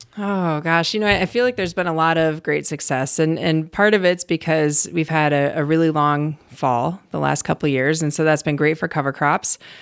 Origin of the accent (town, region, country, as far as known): Cleveland, Ohio, United States; born or raised there; moved away as an adult; also born or lived in Colorado / Wyoming / Virginia; now in North Dakota, United States